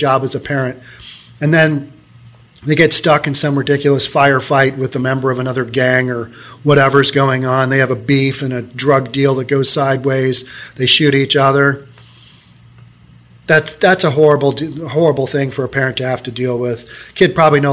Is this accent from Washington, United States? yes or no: yes; Seattle, Washington, United States; I'm from Seattle